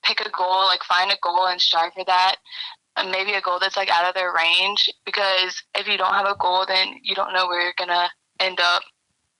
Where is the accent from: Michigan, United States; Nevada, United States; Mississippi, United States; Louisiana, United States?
Louisiana, United States; we are from Louisiana